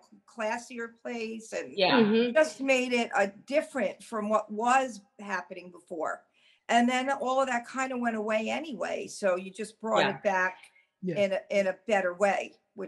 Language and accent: English; Manhasset, New York, United States; moved away; I come from Manhasset, Long Island.